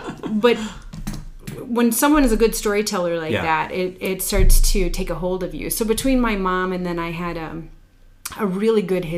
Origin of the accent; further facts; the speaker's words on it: South Dakota, United States; also born or lived in Yankton; Pretty much raised East River, but we moved a lot.